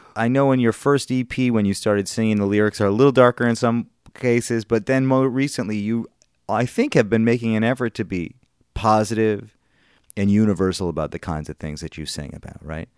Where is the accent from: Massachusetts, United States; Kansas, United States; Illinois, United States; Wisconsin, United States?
Wisconsin, United States; Madison; moved away; Madison, Wisconsin, where I'm from